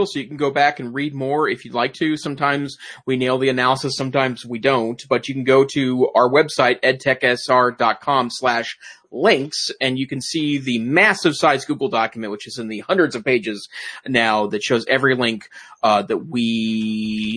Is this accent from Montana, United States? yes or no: yes; Great Falls, Montana, United States; born or raised there